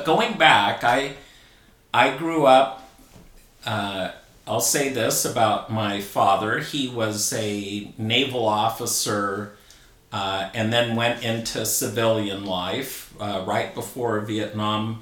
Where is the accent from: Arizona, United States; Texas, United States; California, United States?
California, United States; La Habra; I grew up in La Habra, California, also in Orange County, close to both Anaheim and Fullerton